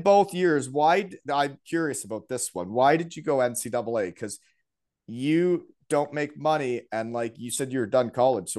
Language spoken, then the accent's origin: English; Elmira, Ontario, Canada; growing up in Elmira